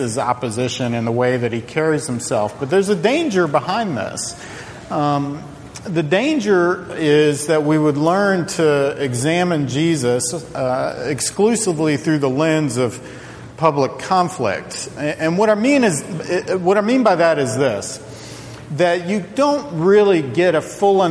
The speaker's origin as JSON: {"language": "English", "town": "Charlottesville", "region": "Virginia", "country": "United States", "tie": "born or raised there", "said": "I grew up in Charlottesville, Virginia"}